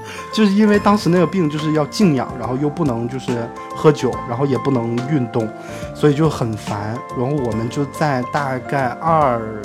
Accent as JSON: {"language": "Chinese", "town": "Shenyang", "region": "Liaoning", "country": "China", "tie": "born or raised there", "moved": "as an adult", "said": "我的家乡沈阳"}